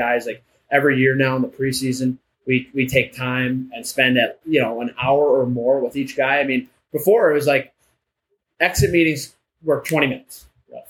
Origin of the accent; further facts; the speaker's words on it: Livonia, Michigan, United States; I'm from Livonia